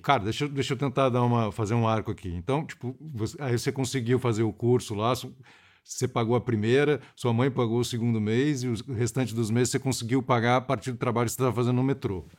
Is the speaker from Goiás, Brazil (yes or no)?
no; Rio de Janeiro, Brazil; eu sou do Rio também